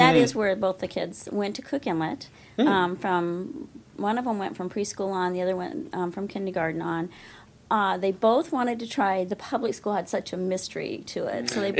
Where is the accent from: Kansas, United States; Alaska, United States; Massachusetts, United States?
Alaska, United States; Fairbanks; also born or lived in Georgia; now in Kenai, United States; So I actually am from Alaska. I grew up in Fairbanks and then moved to the Kenai in 82. And so this is home and where we raised our kids.